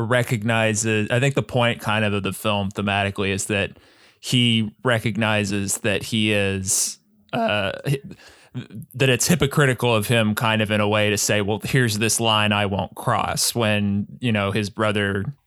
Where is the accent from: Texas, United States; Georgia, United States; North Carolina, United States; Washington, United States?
Texas, United States; I'm from Texas